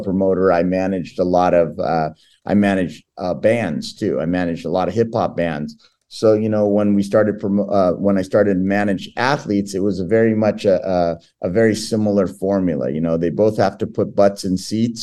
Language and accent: English; Southern California, United States; first language Portuguese; English is a second language; Southern California is where I'm from